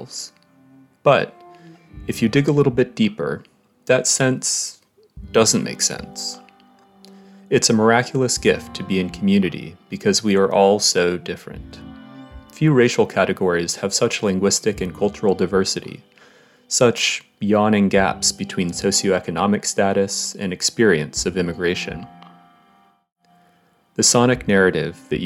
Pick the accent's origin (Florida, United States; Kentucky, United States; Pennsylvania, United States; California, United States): California, United States; Fresno; they brought my brother and me into the world in Fresno, California in the 1980s